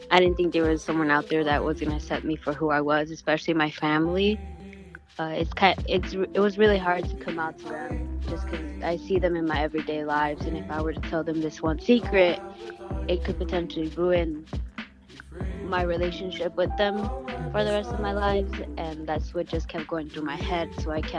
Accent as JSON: {"language": "English", "town": "Chicago", "region": "Illinois", "country": "United States", "said": "I am 17 and I am from Archer Heights."}